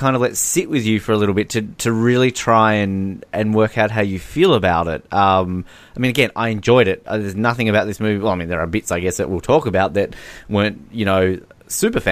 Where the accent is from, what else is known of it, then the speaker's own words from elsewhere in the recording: Australia; I am Australian